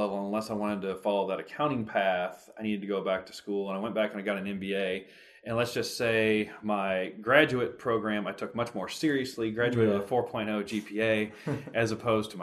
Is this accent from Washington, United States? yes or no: no; Lexington, Kentucky, United States; I grew up in Lexington on a standard bred farm